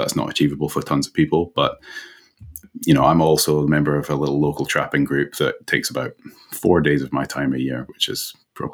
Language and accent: English; Edinburgh, Scotland, United Kingdom; moved away as an adult; now in New Zealand; I hail from Edinburgh.